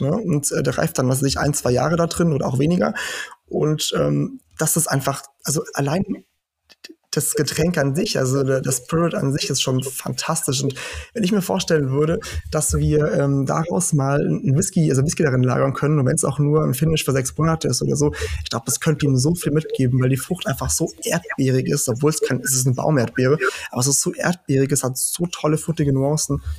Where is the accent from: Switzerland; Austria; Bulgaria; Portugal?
Portugal; now in Germany; ich komme aus Portugal, weil ich einfach meine ganze Kindheit und Jugend da verbracht habe